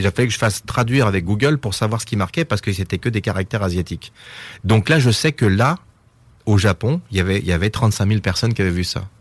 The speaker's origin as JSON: {"language": "French", "country": "France", "said": "je suis français"}